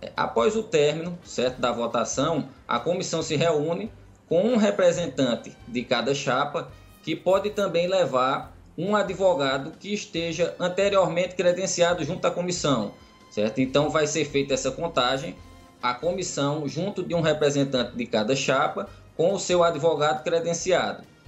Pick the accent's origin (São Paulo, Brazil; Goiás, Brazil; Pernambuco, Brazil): Pernambuco, Brazil; Caruaru; eu sou aqui de Caruaru